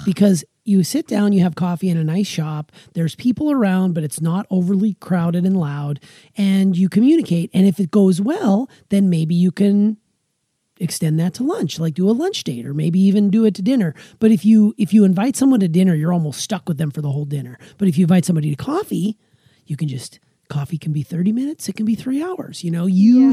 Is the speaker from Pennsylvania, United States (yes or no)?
no; Montana, United States; moved away; also born or lived in Wisconsin; where I grew up in Montana